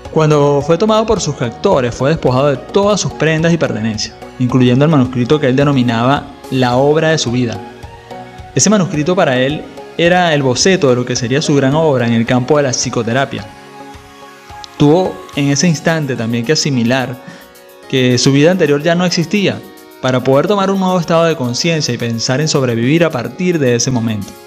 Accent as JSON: {"language": "Spanish", "country": "Venezuela", "tie": "born or raised there", "said": "cuando vivía en mi país natal, Venezuela, cuando las libertades y las condiciones de seguridad y la calidad de vida habían sido realmente secuestradas por el régimen de turno"}